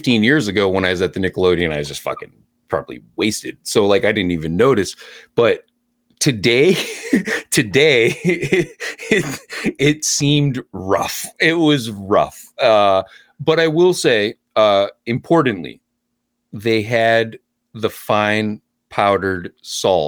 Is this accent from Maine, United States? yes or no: yes; Lewiston, Maine, United States; also born or lived in Portland, Maine; I grew up in Lewiston, Maine, but I went to school in Portland, Gorham, Portland, USM.